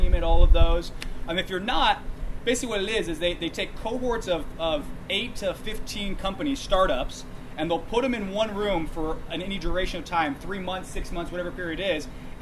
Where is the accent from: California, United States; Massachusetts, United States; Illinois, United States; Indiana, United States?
California, United States; Sacramento; also born or lived in San Francisco; I'm born and raised in Sacramento, actually in Folsom High, class of 03